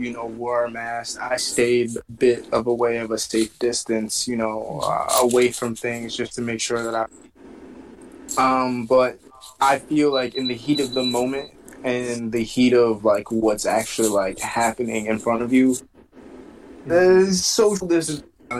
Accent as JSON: {"language": "English", "country": "United States", "tie": "born or raised there", "said": "as a black man, like, growing up in America"}